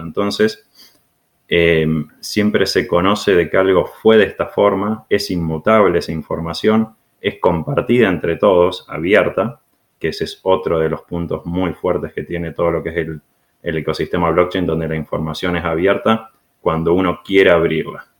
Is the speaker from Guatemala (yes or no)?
no; Argentina; moved away; venimos de Argentina nosotros dos